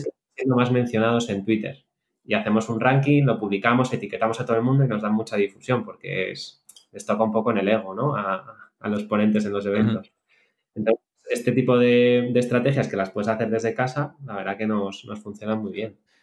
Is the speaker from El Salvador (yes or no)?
no; Spain; somos todos españoles